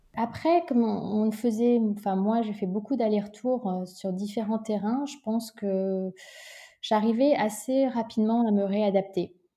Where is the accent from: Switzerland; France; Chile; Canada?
France; Sceaux, Île-de-France; also born or lived in London; J'ai grandi en région parisienne, à 20 minutes euh, de, Paris, dans une ville qui s'appelle Sceaux